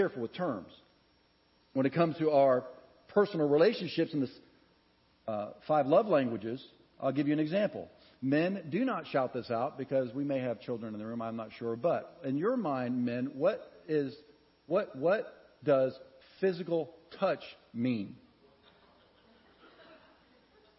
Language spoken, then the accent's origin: English; United States; I'm from America